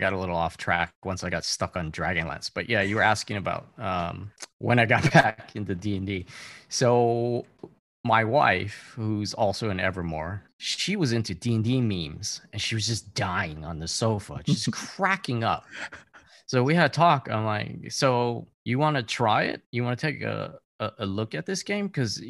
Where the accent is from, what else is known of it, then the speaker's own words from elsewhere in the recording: Hawaii, United States; moved away as an adult; also born or lived in California; I always wanted to play growing up in Hawaii, but none of my friends were nerdy enough to get into it. So I never got to play till I went to UC Irvine.